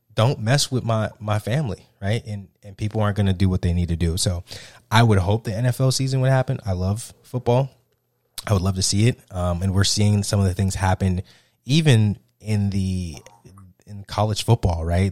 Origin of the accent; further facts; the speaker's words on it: South Florida, United States; my home, my home state, uh, South Florida.